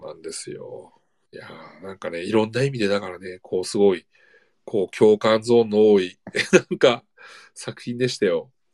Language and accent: Japanese; 000 near Morioka, Iwate, Japan; moved away as an adult; 僕の地元というか、もう、まあ、いわゆる人口2万人の町で、僕も、こう、うん、物心ついた頃から高校卒業するまで